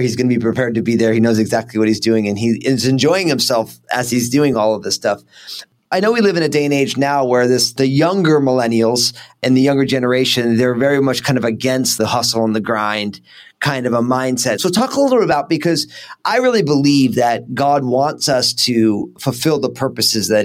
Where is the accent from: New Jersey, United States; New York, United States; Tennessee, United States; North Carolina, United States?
New Jersey, United States; if I'm all Italian from New Jersey